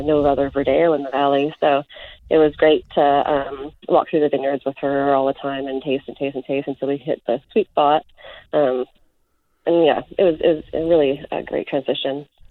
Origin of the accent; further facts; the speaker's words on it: North Vancouver, British Columbia, Canada; I was born and raised in North Vancouver